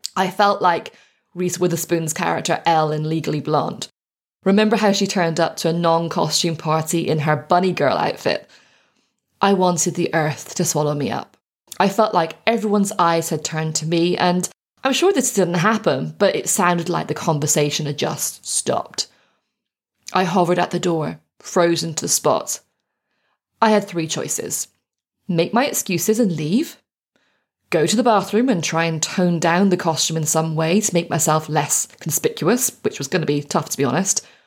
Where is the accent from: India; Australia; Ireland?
Ireland; Growing up in Ireland